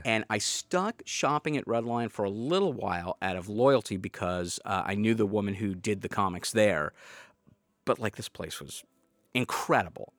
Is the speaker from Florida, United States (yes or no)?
no; North Andover, Massachusetts, United States; also born or lived in Missouri / Portland, Oregon; now in Salem, United States; I grew up in North Andover